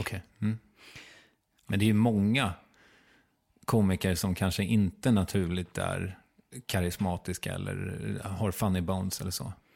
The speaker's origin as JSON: {"language": "Swedish", "town": "Strängnäs", "region": "Södermanland", "country": "Sweden", "said": "från Strängnäs"}